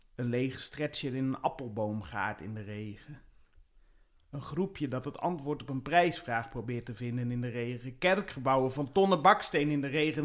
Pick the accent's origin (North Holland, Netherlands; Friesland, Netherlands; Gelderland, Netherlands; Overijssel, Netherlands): Friesland, Netherlands; IJsbrechtum; moved away; in Friesland, waar ik ben opgegroeid.